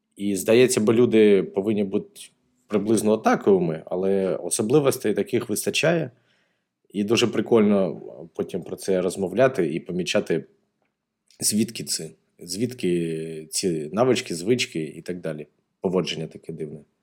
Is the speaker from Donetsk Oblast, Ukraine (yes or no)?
yes; Donetsk, Donetsk Oblast, Ukraine; я з Донецька